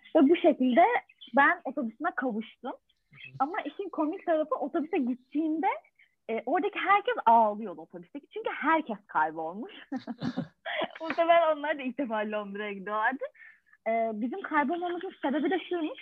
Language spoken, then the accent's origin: Turkish; Turkey; Türk kültüründen de geldiğimiz için